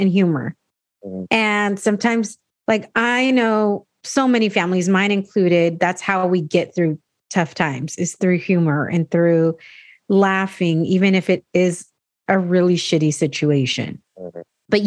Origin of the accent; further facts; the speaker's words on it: San Diego, California, United States; me being an American born Latina, you know, born here in San Diego